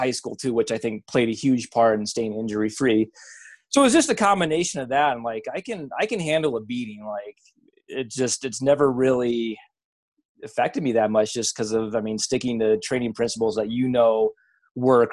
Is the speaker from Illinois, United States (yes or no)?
no; Iowa, United States; I'm a hick from Iowa